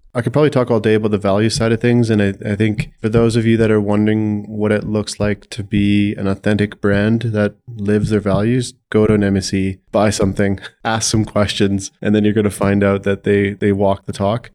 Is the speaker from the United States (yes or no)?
no; Saskatchewan, Canada; I grew up in Saskatchewan